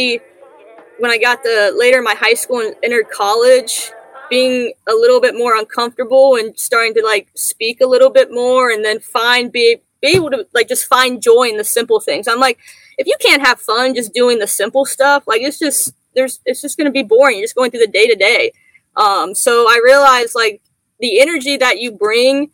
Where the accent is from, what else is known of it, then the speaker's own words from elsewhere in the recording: Mason, Ohio, United States; also born or lived in Orlando, Florida; we ended up moving to Mason, Ohio, which is a suburb of Cincinnati. Grew up there